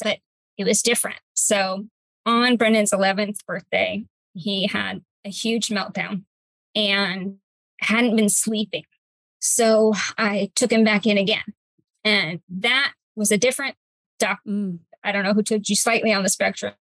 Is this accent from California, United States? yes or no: yes; Cypress, California, United States; I am a native of my hometown, Cypress, California, still live here.